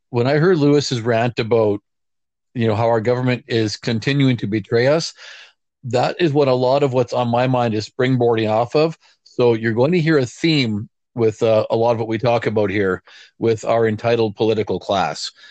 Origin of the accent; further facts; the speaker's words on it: Canada; being a Canadian